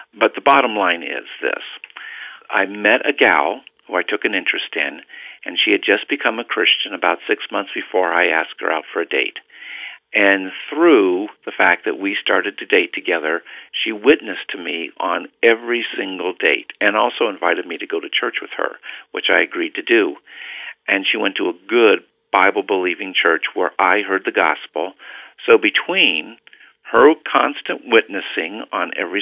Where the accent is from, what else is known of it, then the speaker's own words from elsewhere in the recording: Cheyenne, Wyoming, United States; moved away as an adult; also born or lived in Dallas area; I spent almost all my years growing up at an Air Force base in Cheyenne, Wyoming, and basically finished out there all the way through junior high school and high school